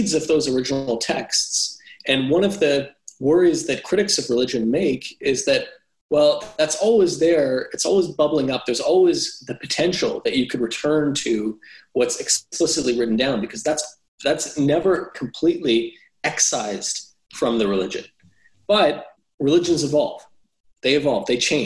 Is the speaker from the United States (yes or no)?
no; Canada; Muslim community I grew up in Canada